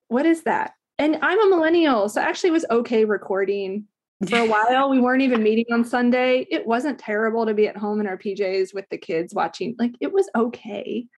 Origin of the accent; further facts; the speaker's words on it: Alaska, United States; also born or lived in Ohio; we moved up there when I was, like, nine. So I spent, like, a ton of time in Alaska